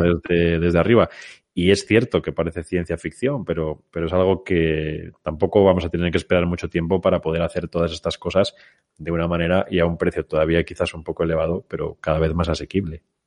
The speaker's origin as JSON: {"language": "Spanish", "country": "Spain"}